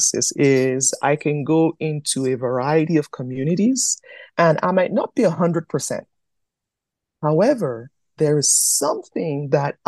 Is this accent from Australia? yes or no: no; Canada; also born or lived in Nigeria; They see me as Yoruba and Canadian